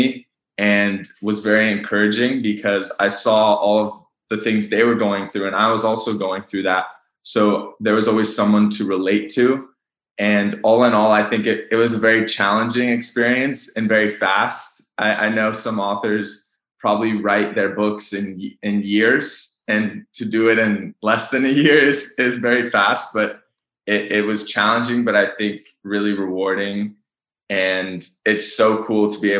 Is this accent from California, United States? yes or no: yes; Bay Area, California, United States; moved away as an adult; also born or lived in Los Gatos; now in Los Angeles, United States; I was born and raised in the Bay Area.